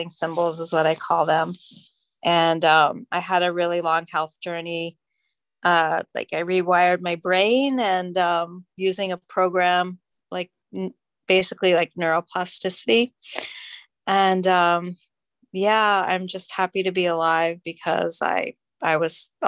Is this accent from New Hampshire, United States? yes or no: no; Miami Beach, Florida, United States; I'm from Miami Beach